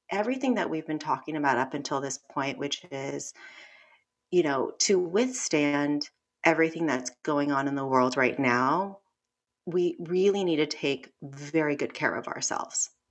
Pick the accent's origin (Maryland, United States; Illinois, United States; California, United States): California, United States; Los Angeles; I'm Korean American, grew up